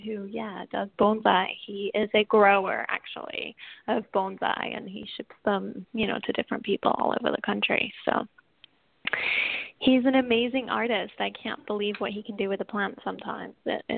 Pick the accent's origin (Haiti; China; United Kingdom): United Kingdom; England; accent: English/Southern; now in United States; I'm actually from England originally, but I have been in the States for a long time. So my accent tends to go all over the place between English and Southern and anything in between, you know.